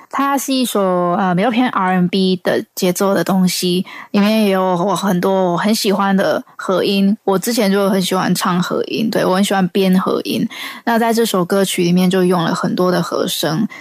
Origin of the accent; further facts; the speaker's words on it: Taiwan; 我是来自台湾的创作歌手